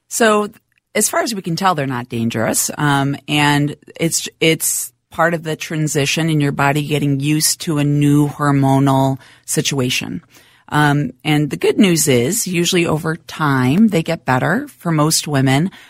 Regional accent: Minnesota, United States; Minnesota, born and raised, uh, grew up he, right here in town.

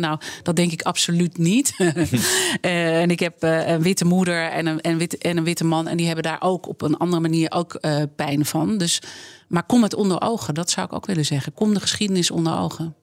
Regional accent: Amsterdam, North Holland, Netherlands; ik ben geboren en getogen in Amsterdam

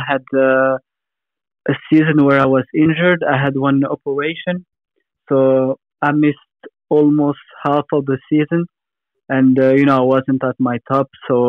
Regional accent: Switzerland; moved away as an adult; also born or lived in Tunisia (ancestry); now in Perth, Australia; Yeah, like you said, I was born in Switzerland, but both of my parents are from Tunisia. Like when I was younger, every year I used to go on holiday in Tunisia. So a lot of my family are now in Tunisia

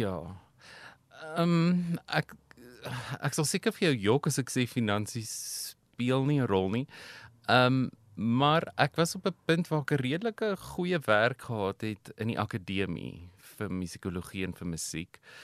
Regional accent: Pretoria, Gauteng, South Africa; also born or lived in United States; Ek is in Pretoria gebore. Inteendeel, ek bly nog steeds in dieselfde huis as waar in my ouers my as 'n babatjie ingedra

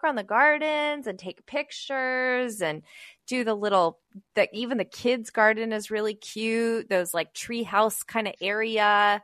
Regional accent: West Chicago, Illinois, United States; my hometown of West Chicago

